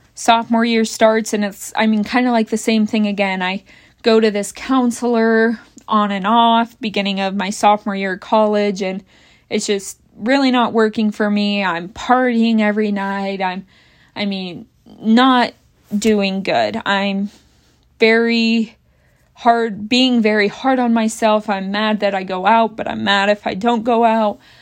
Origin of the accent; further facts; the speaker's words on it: Bath, United States; moved away as an adult; out of Bath, blah, blah, blah, my hometown